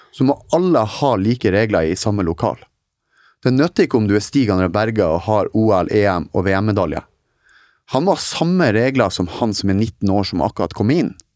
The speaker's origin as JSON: {"language": "Norwegian", "region": "Northern Norway", "country": "Norway", "moved": "yes", "said": "nå er jeg nordlending som er litt mer direkte enn visse andre"}